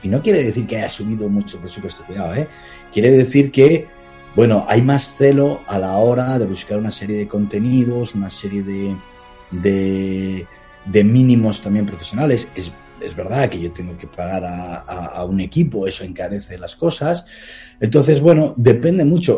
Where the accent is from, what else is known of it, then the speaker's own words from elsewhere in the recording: Palencia, Castile and León, Spain; mi ciudad natal, en Palencia